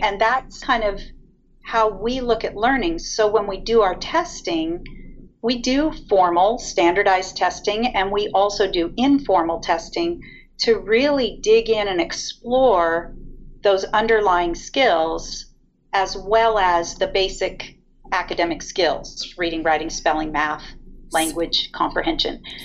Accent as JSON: {"language": "English", "town": "Ventura", "region": "California", "country": "United States", "tie": "born or raised there", "said": "I grew up in Ventura"}